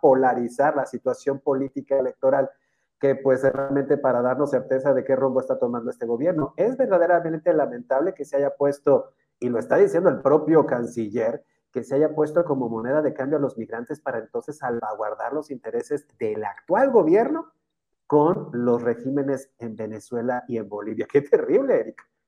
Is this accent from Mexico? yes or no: yes; Mexico; como ciudadano mexicano